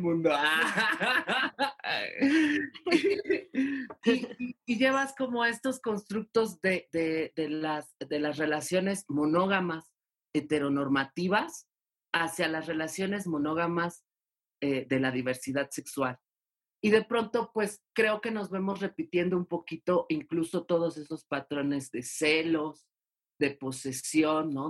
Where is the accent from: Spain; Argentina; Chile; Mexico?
Mexico; Mexico City; soy de Ciudad de México